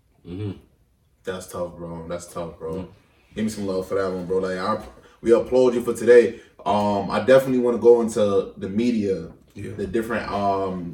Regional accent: New York City, New York, United States; I'm from Crown Heights

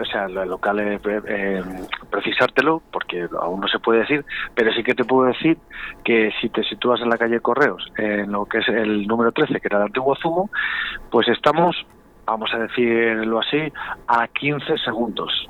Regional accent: Valladolid, Castile and León, Spain; Los vallisoletanos, los pucelanos y pucelanas somos muy, muy, muy pucelanos

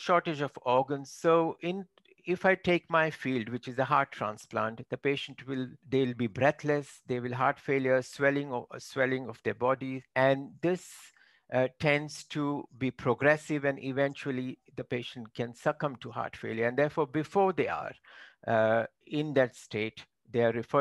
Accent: Mumbai, coastal Maharashtra, India; first language Marathi; English is a second language; moved away as an adult; also born or lived in Konkan / Birmingham, United Kingdom; I am from Konkan region, which is coastal Maharashtra, western part, and that is right. where I grew up.

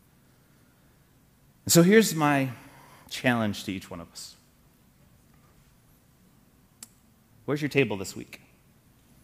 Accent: Michigan, United States; I was from Michigan

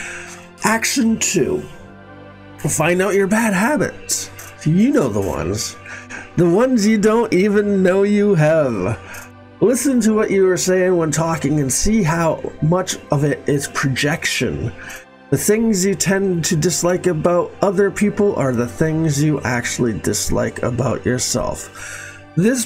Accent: Boston area, Massachusetts, United States; I grew up in the Boston area, 12 miles from Boston.

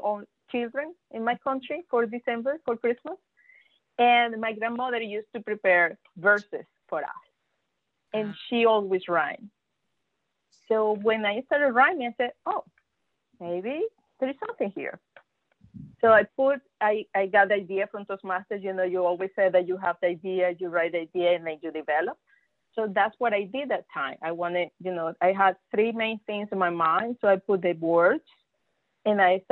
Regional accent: Venezuela; first language Spanish; English is a second language; moved away as an adult; now in Texas, United States; I am from Venezuela

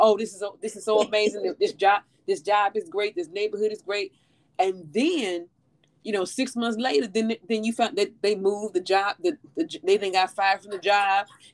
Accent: St. Louis, Missouri, United States; when I was a little girl, you know, growing up in St. Louis

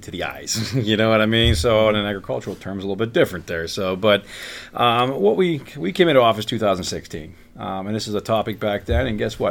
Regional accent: Freeport, Pennsylvania, United States; Freeport being my hometown

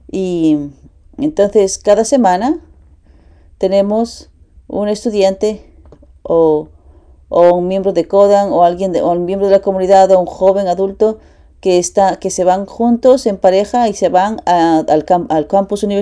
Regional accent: Japan; Spanish is a second language; now in United States; Eh, fui criado y nacido en Japón. Y estoy aquí hace 10 años. En, estuve en dos años en, en, la Academia de, en, la de Paz y cinco años en CARP en Las Vegas.

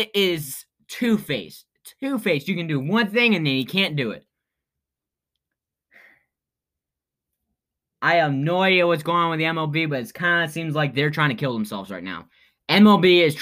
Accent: Fairborn, Ohio, United States; Dayton Dragons, my hometown team here, in Fairborn / I guess Dayton a little bit.

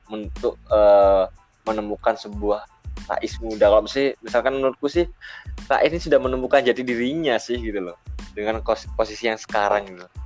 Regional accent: Probolinggo, East Java, Indonesia; uh, aku kan dari Probolinggo nih Nah itu aja satu pijakan ke Malang aja itu membutuhkan waktu yang lama gitu loh. Karena kan kayak budaya Probolinggo, terus ke Pasuruan, ke uh, ke Malang, terus ke Surabaya ini kan sudah beda gitu.

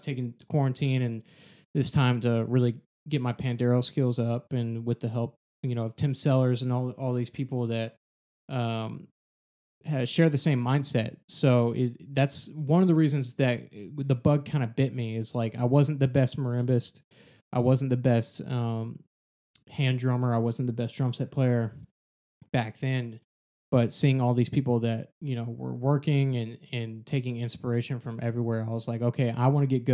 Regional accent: Texas, United States; growing up in Texas where there's a prominent extracurricular structure

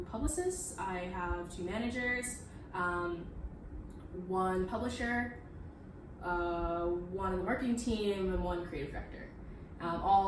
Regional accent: Midwest, United States; moved away as an adult; now in New York, United States; I am from the Midwest

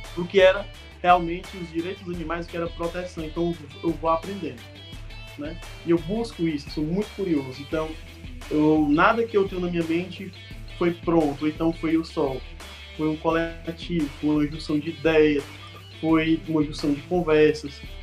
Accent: Guaramiranga, Ceará, Brazil; also born or lived in Fortaleza; eu sou tão guaramiranguense

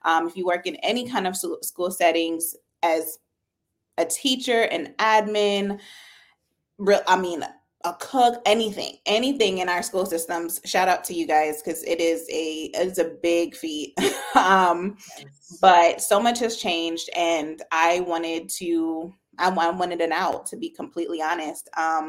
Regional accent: Brooklyn, New York, United States; born there; now in Georgia, United States; So actually, my family is from Jamaica. I was born in Brooklyn, New York.

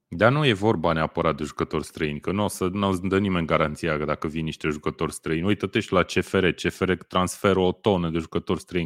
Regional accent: Romania; noi ca români

